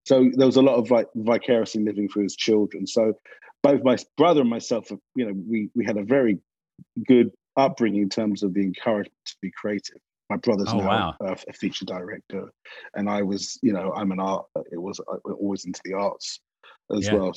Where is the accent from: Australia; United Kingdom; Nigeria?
United Kingdom; London; accent: English; now in Culver City, United States; I grew up in a North London Jewish family.